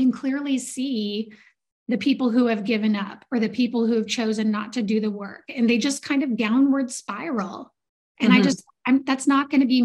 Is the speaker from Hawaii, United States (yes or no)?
no; Southeast Alaska, United States; I grew up in Southeast Alaska with a bunch of fishermen and loggers.